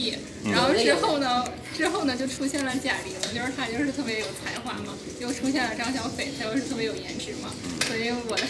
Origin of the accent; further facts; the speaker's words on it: Northeast China, China; moved away as an adult; now in Shenzhen, China; 我是东北人，然后就是来深圳大概也四五年左右的样子。